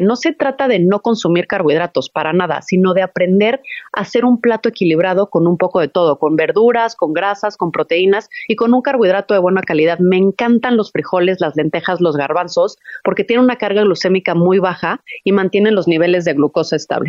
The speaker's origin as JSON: {"language": "Spanish", "country": "Mexico", "said": "la comida que yo estoy acostumbrada como mexicana"}